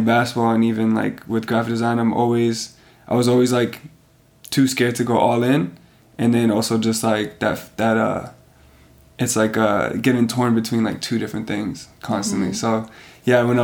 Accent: Canada; also born or lived in Serbia; I'm coming from Canada and I'm, like, the Canadian

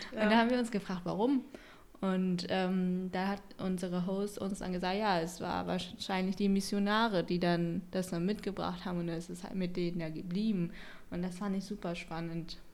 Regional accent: Haiphong, Vietnam; moved away; Ich bin auch gar nicht so weit weg von äh, Halong geboren, also ich bin aus Haiphong.

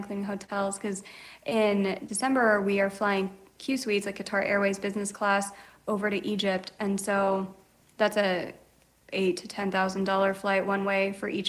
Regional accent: Philippines; I'm Filipina, so a lot of people ask me through Instagram, hey, what's the best way to get to the Philippines on points?

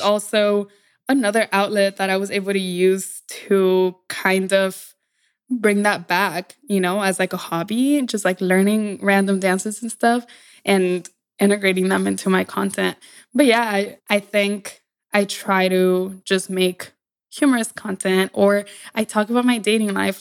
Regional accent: Laredo, Texas, United States; accent: Mexican; moved away as an adult; now in New York City, United States; where I grew up, it's called Laredo

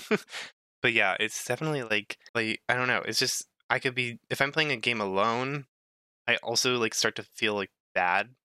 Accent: United States; I'm an American

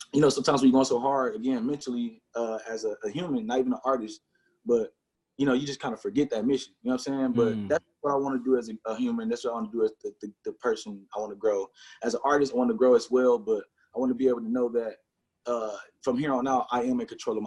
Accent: Milwaukee, Wisconsin, United States; growing up on the Northside

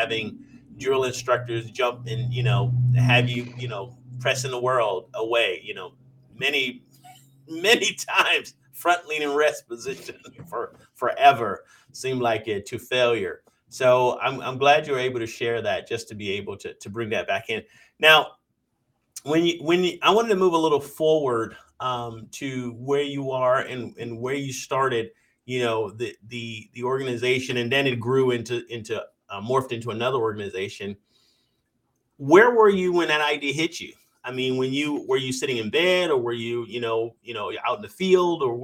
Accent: Parris Island, South Carolina, United States; I grew up around Paris Island

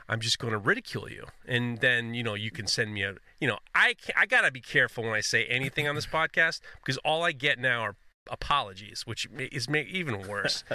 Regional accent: New York City, New York, United States; being a New Yorker

